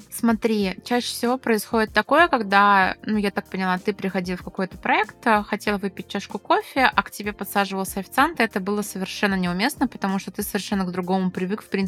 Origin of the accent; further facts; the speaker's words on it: Ryazan, Ryazan Oblast, Russia; когда я, ресторатор из Рязани, приехала в Москву